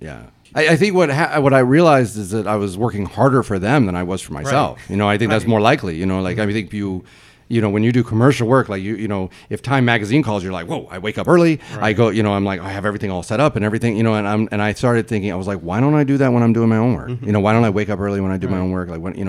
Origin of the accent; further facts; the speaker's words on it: Nashville, Tennessee, United States; Yeah, so I'm from Nashville, Tennessee, and I grew up, in the city. I went to public high school